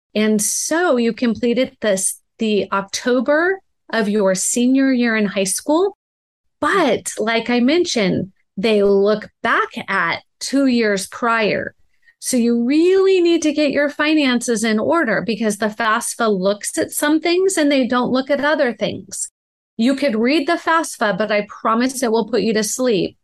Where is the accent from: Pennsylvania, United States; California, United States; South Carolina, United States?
California, United States; Laguna Beach; I grew up in Laguna Beach, California, and neither of my parents went to college.